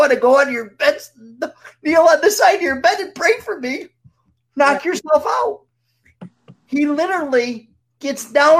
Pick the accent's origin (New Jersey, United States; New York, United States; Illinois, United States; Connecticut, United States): New York, United States; I'm from New York.